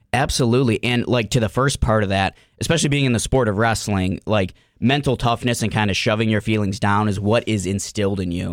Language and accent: English; Cleveland, Ohio, United States; I'm from Cleveland, Ohio, uh, born and raised on the east side of Cleveland